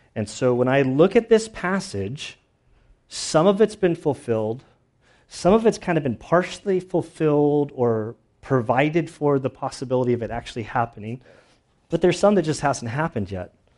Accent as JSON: {"language": "English", "country": "United States", "said": "I'm an American"}